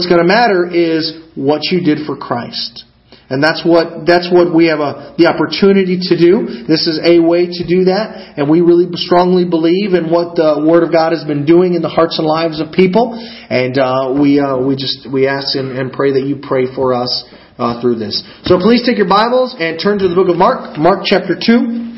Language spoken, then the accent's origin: English; Argentina; also born or lived in Kankakee, Illinois, United States; So I'm originally from up north. I was born in Bourbonnais or Kankakee, Illinois. That's where I was originally born, and as your pastor mentioned, I actually grew up on the mission field in the country of Argentina.